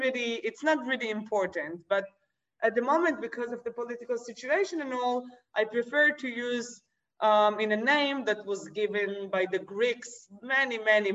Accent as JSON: {"language": "English", "town": "Tel Aviv", "region": "Tel Aviv District", "country": "Israel", "tie": "born or raised there", "said": "I was born in Tel Aviv. I say Tel Aviv, but usually I say I was born in Palestine because I mean the Palestinian land. I grew up in a very Zionist surrounding, a very Zionist family, national, right wing."}